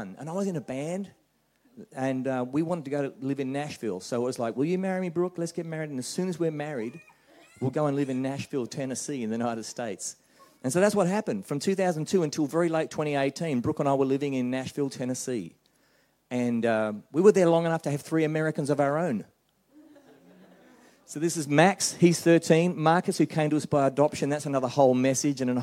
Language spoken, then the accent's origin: English; Australia; moved away as an adult; now in New Zealand; I'm an Australian